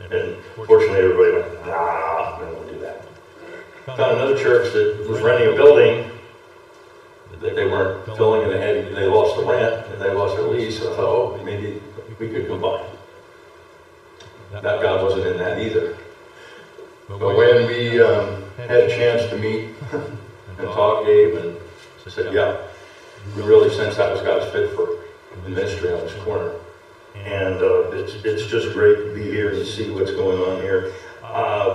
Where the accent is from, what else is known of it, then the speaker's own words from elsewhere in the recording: New York City, New York, United States; now in Crawford, United States; I grew up in New York City